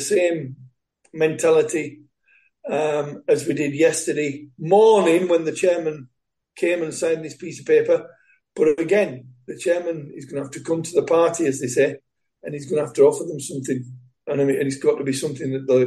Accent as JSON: {"language": "English", "region": "England", "country": "United Kingdom", "said": "being English and being brought up the way I have in football"}